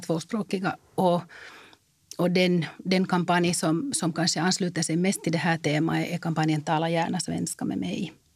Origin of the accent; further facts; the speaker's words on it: Finland; jag är finländare